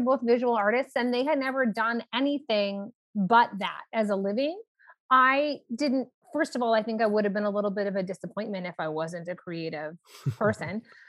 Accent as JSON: {"language": "English", "town": "Los Angeles", "region": "California", "country": "United States", "tie": "born or raised there", "said": "I grew up in Los Angeles, California, Hollywood adjacent."}